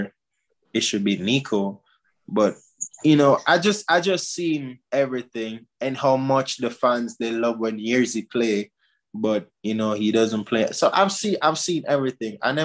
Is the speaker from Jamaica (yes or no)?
yes; Jamaica; moved away; I'm a Jamaican.